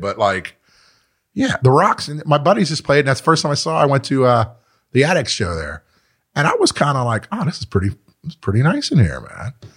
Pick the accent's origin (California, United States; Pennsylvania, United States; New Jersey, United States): Pennsylvania, United States; Pittsburgh; I grew up in Mount Washington